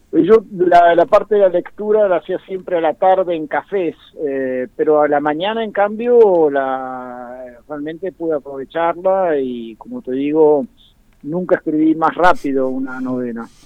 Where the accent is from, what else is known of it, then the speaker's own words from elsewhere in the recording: Bahía Blanca, Buenos Aires Province, Argentina; now in Buenos Aires, Argentina; siempre todos estos años, eh, desde que me fui de Bahía Blanca, vivo en Buenos Aires.